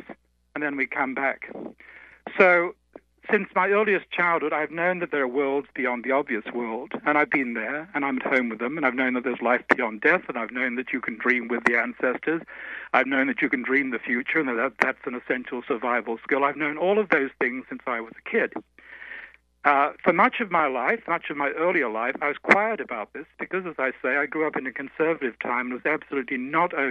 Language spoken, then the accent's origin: English; Australia; I'm just a boy from the bush. I'm an Aussie, as you said. So I grew up in a country with the oldest tradition